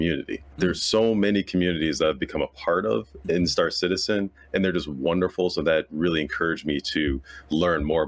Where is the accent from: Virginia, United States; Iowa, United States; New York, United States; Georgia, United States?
New York, United States; Buffalo; now in Los Angeles, United States; I'm from Buffalo, New York, so I'm in Buffalo visiting my parents